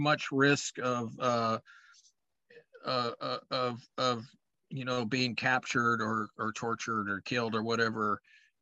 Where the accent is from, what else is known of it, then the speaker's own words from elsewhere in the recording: Montana, United States; I grew up in Montana. I was born and raised there, and it's called Big Sky Country.